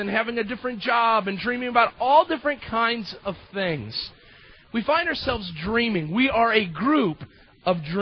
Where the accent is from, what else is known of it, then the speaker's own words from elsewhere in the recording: United States; As Americans